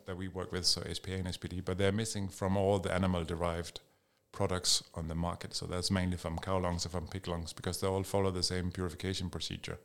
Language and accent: English; Denmark; moved away as an adult; now in United Kingdom; I'm Danish, I'm from Denmark